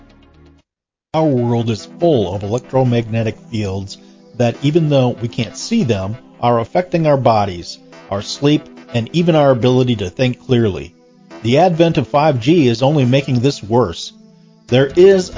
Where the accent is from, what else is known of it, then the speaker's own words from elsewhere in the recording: Wisconsin, United States; I was raised in a town of about 3,000 people, and that town had 7 churches